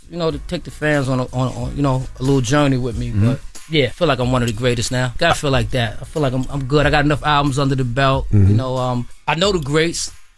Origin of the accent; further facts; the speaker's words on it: Brooklyn, New York, United States; I'm from Brooklyn, the whole Queens crew in there.